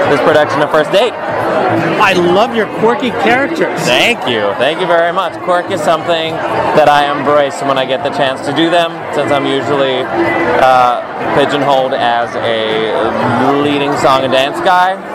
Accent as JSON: {"language": "English", "country": "South Africa", "moved": "as an adult", "lives_now": "Los Angeles, United States", "said": "I'm an actor from South Africa that's now been living in LA for three years and in America for 10 years."}